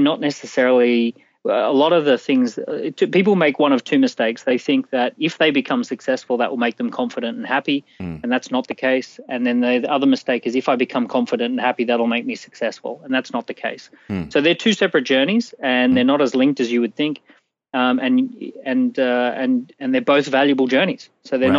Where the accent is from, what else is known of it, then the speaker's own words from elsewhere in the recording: Australia; accent: Australian; I'm Australian from mm-hmm. birth